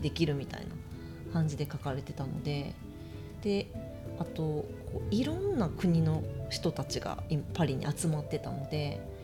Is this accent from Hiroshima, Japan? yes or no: no; Osaka, Japan; moved away as an adult; also born or lived in New York, United States; now in Tokyo, Japan; 私大阪出身で大阪の実家からいっぺんニューヨークに